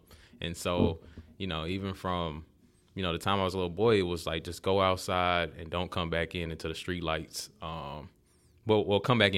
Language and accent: English; Montgomery, Alabama, United States; Well, I'm from Montgomery, Alabama.